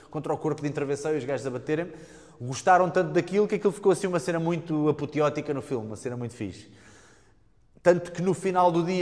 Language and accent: Portuguese; Portimão, Algarve, Portugal; eu também já pratiquei Kung Fu, estou a praticar kickbox, sou de Portimão, e por acaso eu na altura passava férias em Portimão com a minha mãe e com os meus avós